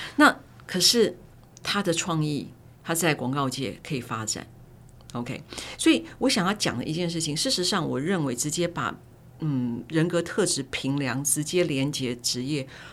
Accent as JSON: {"language": "Chinese", "country": "Taiwan", "tie": "born or raised there", "said": "我是在台湾土生土长、土学的哲学系毕业生"}